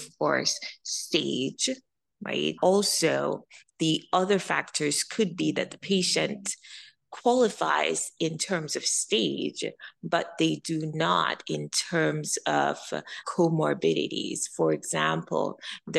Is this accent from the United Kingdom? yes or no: no; Jamaica; also born or lived in Midwest, United States; now in United States; I'm an immigrant from Jamaica